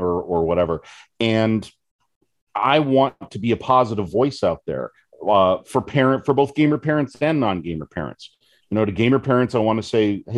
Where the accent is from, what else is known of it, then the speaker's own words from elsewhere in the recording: West Coast, United States; now in Michigan, United States; I'm originally from the West Coast